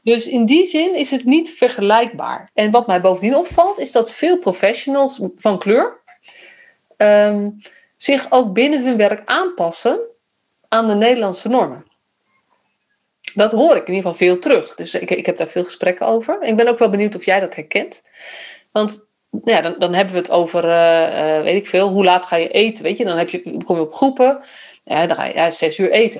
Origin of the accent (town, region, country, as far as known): Netherlands; also born or lived in Utrecht